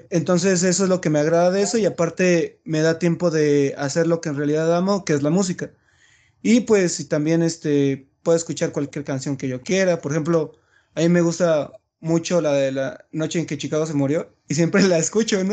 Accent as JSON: {"language": "Spanish", "region": "Chiapas", "country": "Mexico", "moved": "as an adult", "said": "yo soy de Chiapas"}